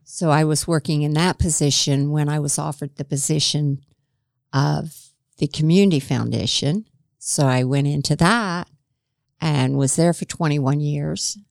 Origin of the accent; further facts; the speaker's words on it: Gas City, Indiana, United States; also born or lived in Kokomo; we grew up in Gas City.